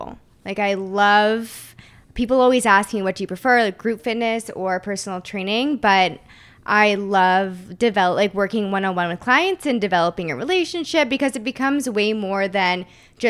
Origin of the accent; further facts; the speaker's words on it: Waterloo, Ontario, Canada; moved away as an adult; also born or lived in St. Catharines, Canada; now in Toronto, Canada; I grew up in Waterloo